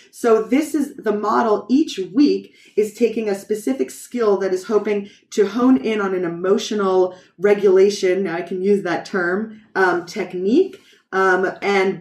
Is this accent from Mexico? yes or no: no; New York, United States; first language English; moved away as an adult; now in Israel; my native language, as you see, is English, and I'm from New York